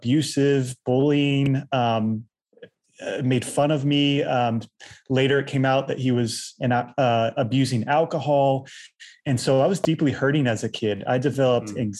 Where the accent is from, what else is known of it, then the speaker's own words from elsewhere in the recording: Virginia Beach, Virginia, United States; also born or lived in Chiang Mai, Thailand / Manila, Philippines; I grew up in Virginia Beach, Virginia